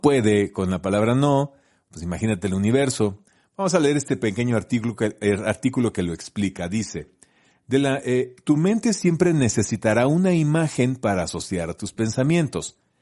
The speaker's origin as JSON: {"language": "Spanish", "region": "Colima", "country": "Mexico", "moved": "yes", "said": "yo soy de Colima, entonces hice la secundaria en Colima"}